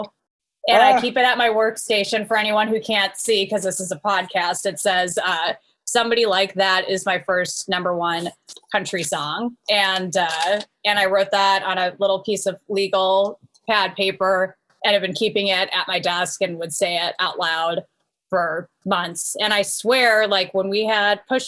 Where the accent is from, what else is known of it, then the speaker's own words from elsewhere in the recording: Marin County, Northern California, United States; now in Nashville, United States; We're both from Marin County